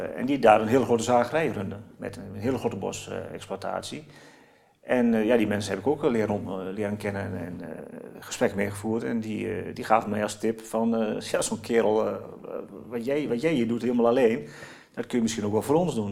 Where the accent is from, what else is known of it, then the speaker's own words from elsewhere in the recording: Oldenzaal, Overijssel, Netherlands; Ik kom uit Oldenzaal. een echte eh, Tukken zeg maar.